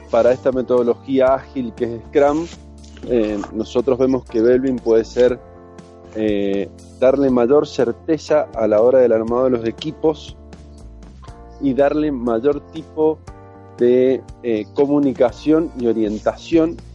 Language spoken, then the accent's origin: Spanish; Argentina; lo digo como argentino, eh, uno elegiría a Messi para cualquier equipo del mundo, sin duda.